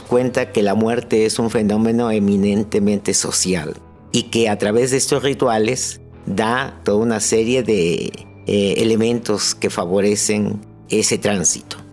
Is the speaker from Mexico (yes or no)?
yes; Ánimas Trujano, Oaxaca, Mexico; Soy originario de la población de Ánimas Trujano, un poblado muy pequeño situado a 7 kilómetros de la ciudad de Oaxaca